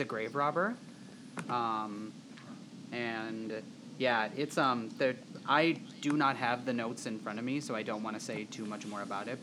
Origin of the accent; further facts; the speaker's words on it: Wisconsin, United States; we're all from Wisconsin